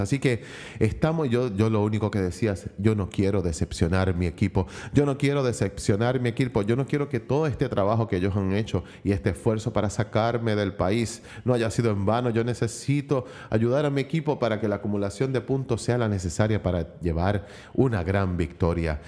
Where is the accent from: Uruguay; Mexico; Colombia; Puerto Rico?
Puerto Rico; por mi país, por mi isla del encanto